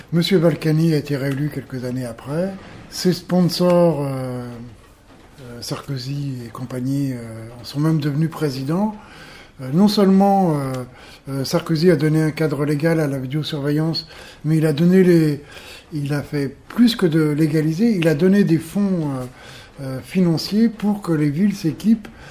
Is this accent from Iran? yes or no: no; Paris, Île-de-France, France; je viens de Paris